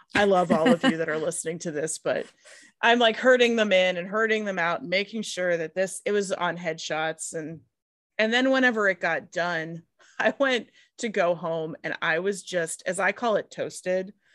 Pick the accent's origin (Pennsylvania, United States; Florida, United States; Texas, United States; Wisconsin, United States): Pennsylvania, United States; Pittsburgh; I'm from the Rust Belt